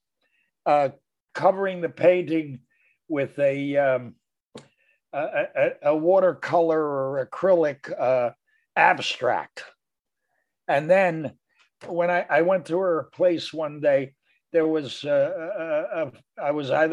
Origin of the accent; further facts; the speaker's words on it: Philadelphia, Pennsylvania, United States; moved away as an adult; also born or lived in New York; We both grew up in West Philly, very near each other.